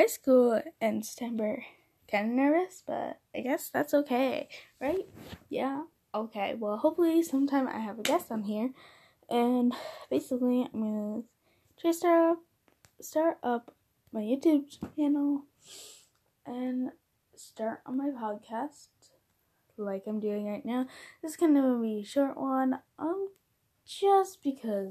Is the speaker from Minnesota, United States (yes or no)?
yes; Minnesota, United States; I'm from Minnesota. I'm 14, entering high school